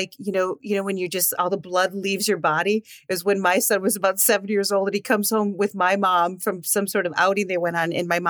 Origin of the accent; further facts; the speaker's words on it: Midwest, United States; I'm from the Midwest.